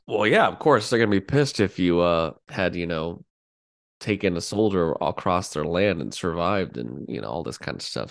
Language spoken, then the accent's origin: English; United States; as an American